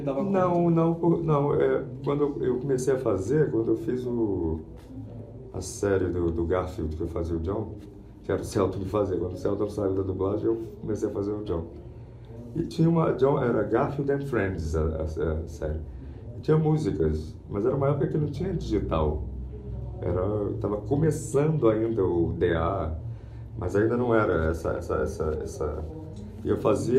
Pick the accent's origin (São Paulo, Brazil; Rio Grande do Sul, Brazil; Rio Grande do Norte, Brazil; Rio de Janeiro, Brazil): Rio de Janeiro, Brazil; eu sou do Rio